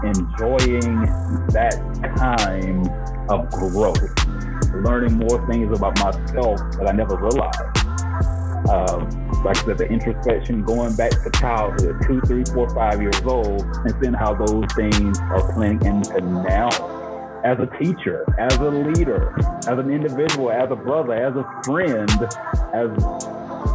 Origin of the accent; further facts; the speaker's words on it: Macon, Georgia, United States; now in Colorado, United States; I am from Macon, Georgia, born and raised, but I now reside in Colorado